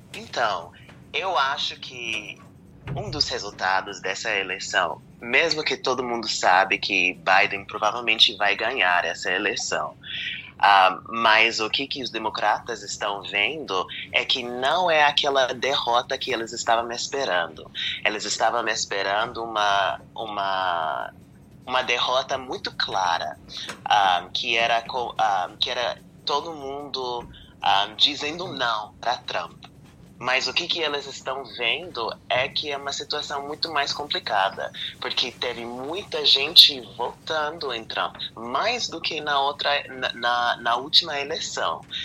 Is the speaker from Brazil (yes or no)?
no; Pennsylvania, United States; eu eu sou da, da Pensilvânia